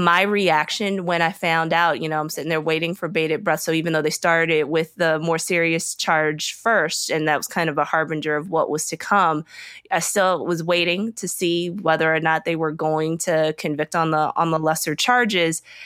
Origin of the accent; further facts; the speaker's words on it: Richmond, Virginia, United States; now in Atlanta, United States; I grew up in Virginia, the Upper South. Uh, I grew up right outside of Richmond, Virginia.